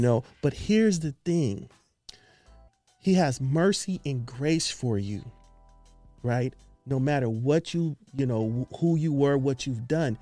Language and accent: English; Los Angeles, California, United States; We're from Los Angeles, California.